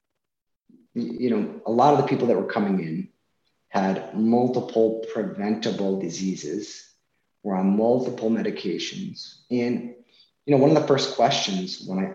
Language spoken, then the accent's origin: English; Massachusetts, United States; since we have family here, we're from Massachusetts, we decided to move back